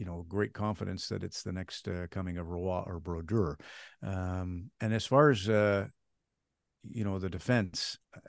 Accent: Red Deer, Alberta, Canada; I was out at Sylvan Lake, is where I grew up in Red Deer. So Battle of Alberta is kind of first on the front burner.

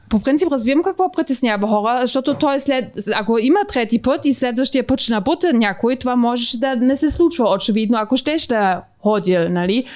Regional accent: Bulgaria; съм от Българистан

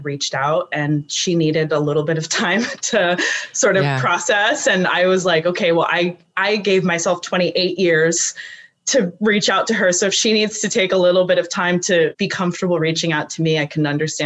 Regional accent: California, United States; also born or lived in South Lake Tahoe; I'm from California

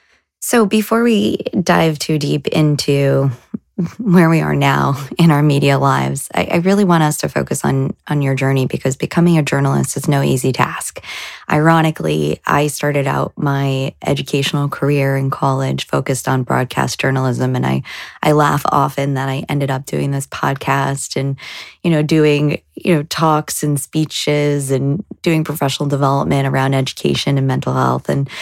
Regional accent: New Jersey, United States; now in Boston, United States; as I moved to Boston away from New Jersey

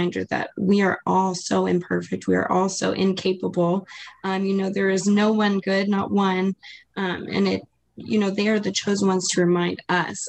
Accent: Maui, Hawaii, United States; I'm also from Hawaii. I'm from Maui, Hawaii.

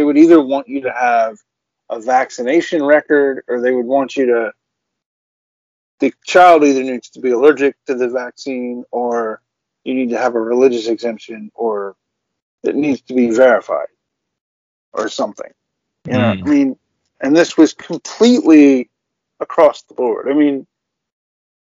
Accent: United States; I'm an American

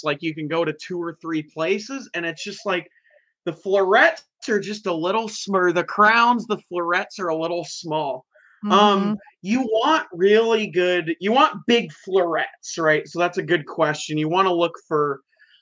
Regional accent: Puyallup, Washington, United States; I live in Puyallup, Washington. So they're just it's in my hometown.

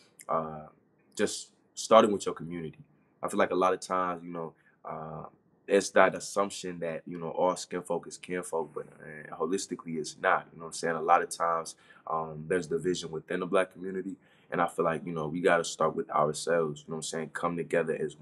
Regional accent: Maryland, United States; also born or lived in Orlando, Florida; now in Kentucky, United States; I wasn't born and raised in Florida. I was actually born and raised up north, just like you. Like, I'm from Maryland

